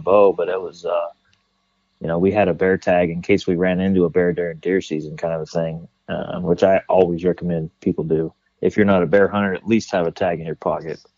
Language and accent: English; California, United States; I growing up in California, I was a bow hunter